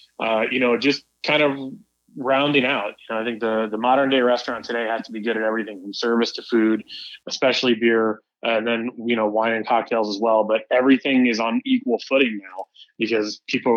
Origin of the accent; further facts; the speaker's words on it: Kansas City, Missouri, United States; moved away; also born or lived in Colorado; I grew up in Kansas City.